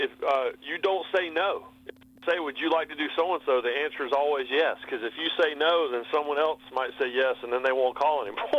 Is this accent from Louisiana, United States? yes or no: no; Rockingham, North Carolina, United States; moved away as an adult; also born or lived in Bristol, Connecticut; He was from Alabama and I was from North Carolina. And when they found out I was from Rockingham